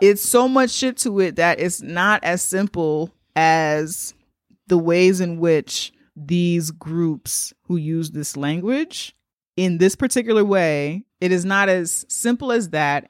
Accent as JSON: {"language": "English", "country": "United States", "said": "I'm black American"}